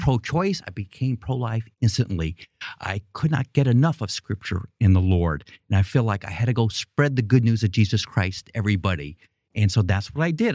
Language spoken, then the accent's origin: English; New York City, New York, United States; moved away as an adult; I grew up in Queens, New York